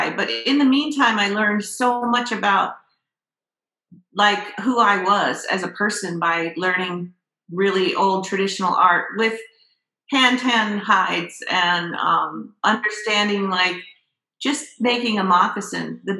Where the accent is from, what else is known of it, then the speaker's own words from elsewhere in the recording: Florida, United States; also born or lived in California; I grew up in Florida pretty much. I was born in California, grew up in Florida, but I was really um, always have been connected to Minnesota. So when I was 30, I moved back here.